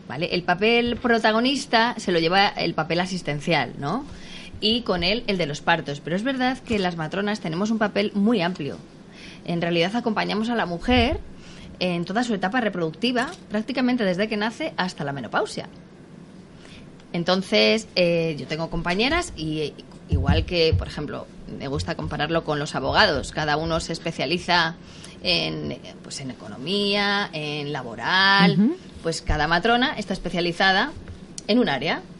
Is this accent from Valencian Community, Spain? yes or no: no; Tarancón, Castilla-La Mancha, Spain; yo me crié en un pueblo, en Tarancón, de Cuenca